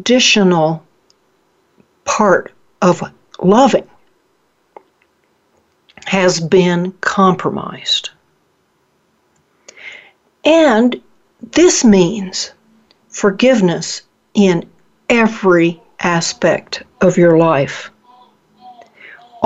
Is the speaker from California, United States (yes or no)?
no; Oklahoma, United States; moved away; I'm originally from Oklahoma.